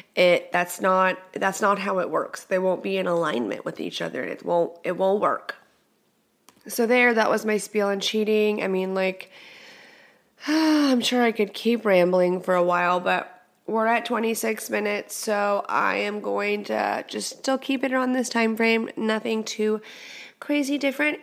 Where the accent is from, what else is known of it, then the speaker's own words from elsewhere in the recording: Texas, United States; moved away; I'm from Texas. I'm Texas is in my heart